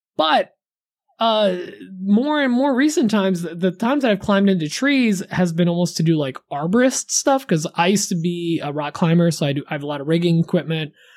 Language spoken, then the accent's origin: English; Poland; also born or lived in New Jersey; now in United States; growing up in Poland